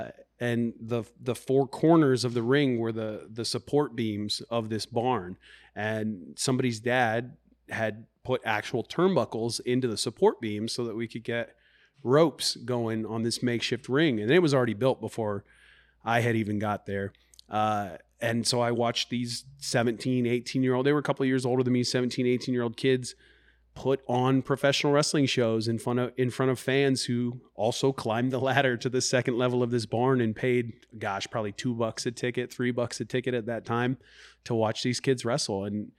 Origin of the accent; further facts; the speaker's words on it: Garden City, Kansas, United States; now in Iowa, United States; I first became a professional wrestling fan when I was living in Kansas when I was younger. I'm not originally from Iowa, but I was about 5 years old.